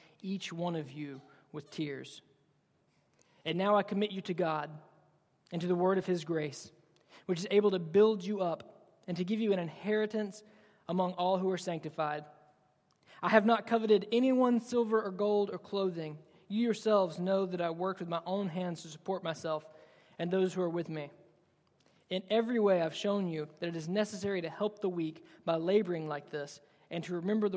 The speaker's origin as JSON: {"language": "English", "region": "Alabama", "country": "United States", "said": "I'm from Alabama."}